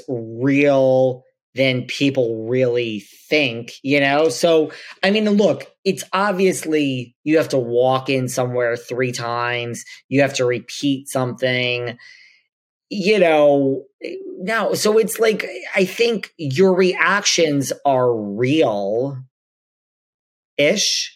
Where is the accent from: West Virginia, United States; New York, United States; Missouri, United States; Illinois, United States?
New York, United States; I'm from New York